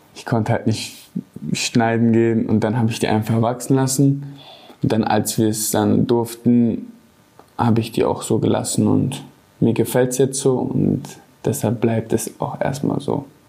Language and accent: German; Gelsenkirchen, North Rhine-Westphalia, Germany; Ich bin in Gelsenkirchen geboren, bin hier zur Schule gegangen auf Bergerfeld